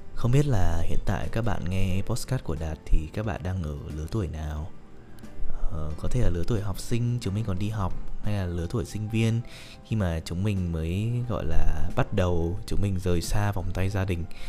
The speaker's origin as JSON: {"language": "Vietnamese", "region": "Hanoi", "country": "Vietnam", "tie": "born or raised there", "moved": "as an adult", "lives_now": "Ho Chi Minh City, Vietnam", "said": "sinh ra và lớn lên tại Hà Nội"}